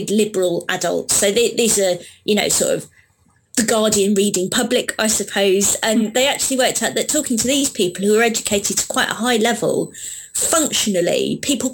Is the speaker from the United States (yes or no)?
no; Deal, South East England, United Kingdom; I'm actually from East Kent. I'm from Deal, so that landscape, that chalk landscape, is very, very familiar to me.